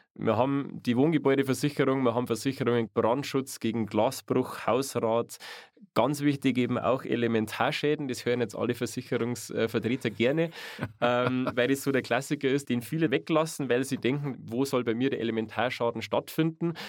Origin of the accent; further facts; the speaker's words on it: Chiemgau, Bavaria, Germany; Gerade im Chiemgau, genau. Also mhm. aus meiner Heimat